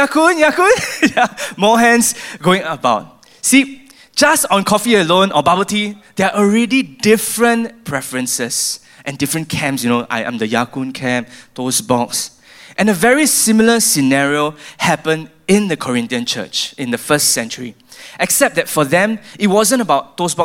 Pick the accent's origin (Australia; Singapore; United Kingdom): Singapore; I feel as a Singaporean